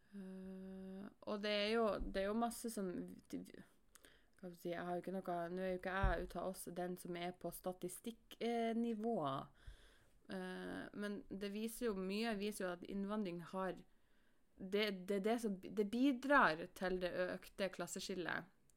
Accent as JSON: {"language": "Norwegian", "country": "Norway", "said": "jeg som nordmann"}